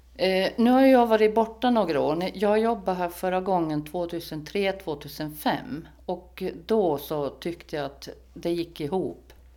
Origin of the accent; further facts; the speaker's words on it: Sweden; now in Föglö, Åland; nu kommer jag från Sverige